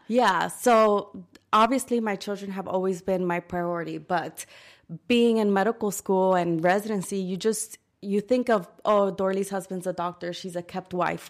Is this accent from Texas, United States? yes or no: no; New York City, New York, United States; moved away; also born or lived in Dominican Republic; I grew up in New York City